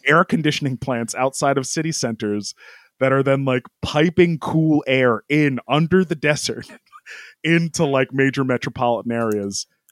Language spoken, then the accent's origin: English; United States; I'm an American